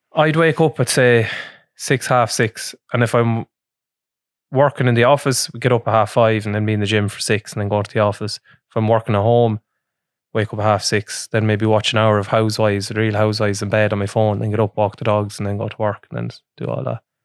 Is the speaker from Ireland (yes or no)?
yes; Ireland; we're Irish